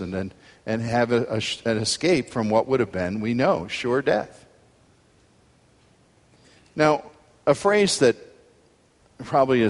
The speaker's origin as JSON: {"language": "English", "country": "United States", "said": "I can confess to you as an American male"}